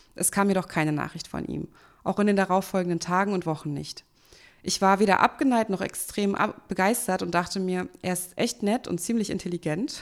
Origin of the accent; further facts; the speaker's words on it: Berlin, Germany; accent: Hochdeutsch; Bin Urberlinerin und ich spreche auch Hochdeutsch.